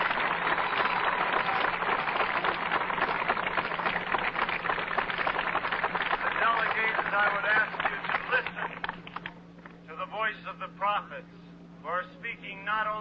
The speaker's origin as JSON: {"language": "English", "region": "Minnesota", "country": "United States", "said": "I'm a Catholic priest from Minnesota"}